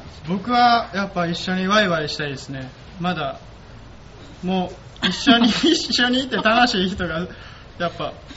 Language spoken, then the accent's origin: Japanese; Kyoto, Japan; accent: Kansai dialect; moved away as an adult; also born or lived in Kanto; 出身は京都で大学からあの関東の方に出てきて